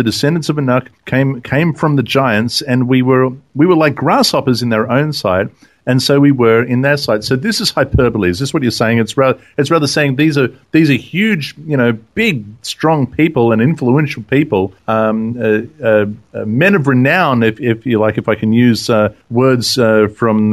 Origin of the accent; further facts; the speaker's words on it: Australia; I'm from Australia